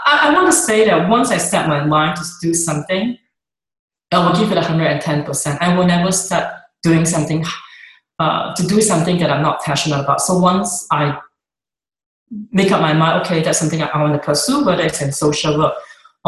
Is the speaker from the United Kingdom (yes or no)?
no; Singapore; moved away as an adult; now in Seattle, United States; my growing up in Singapore